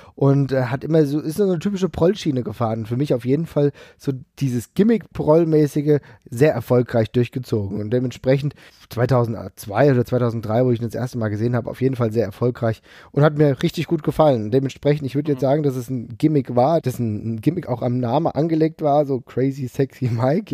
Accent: Frankfurt, Hesse, Germany; ich komme aus Frankfurt

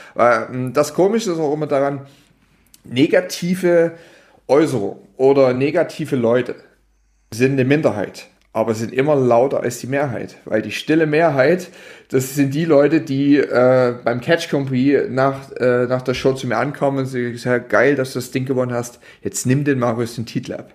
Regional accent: Dresden, Saxony, Germany; ich komme ja aus Dresden

